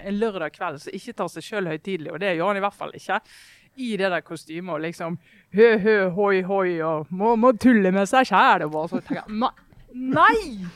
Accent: Western Norway, Norway; oss eh, vestlendinger

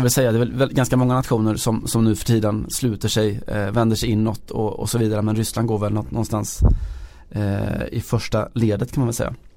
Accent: Sweden; vi svenskar

